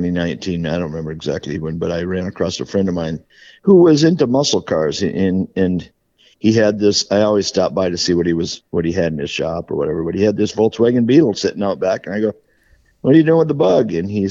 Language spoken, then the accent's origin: English; Wisconsin, United States; I'm from Wisconsin, yeah, yep.